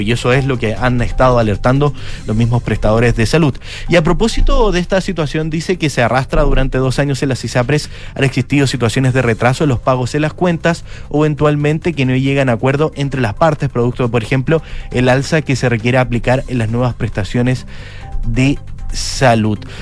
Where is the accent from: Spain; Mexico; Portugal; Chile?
Chile; acá en nuestro país